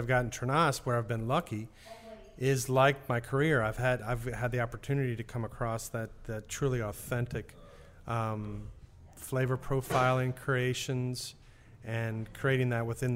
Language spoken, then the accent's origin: English; New Orleans, Louisiana, United States; Born and raised here in New Orleans